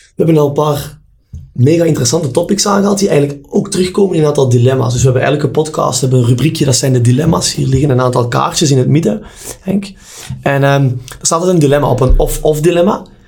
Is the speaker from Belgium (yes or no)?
yes; Belgium; wij in België